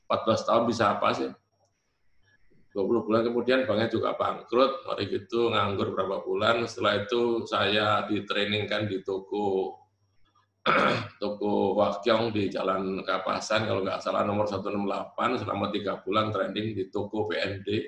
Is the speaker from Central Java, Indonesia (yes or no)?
no; Surabaya, East Java, Indonesia; born there; Saya dilahirkan di Jalan Kelantan, daerah Perak Surabaya itu ya.